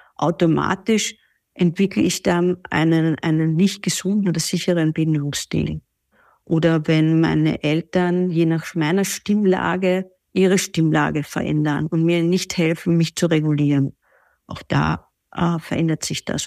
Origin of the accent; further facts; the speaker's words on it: Vienna, Austria; ich komme aus Wien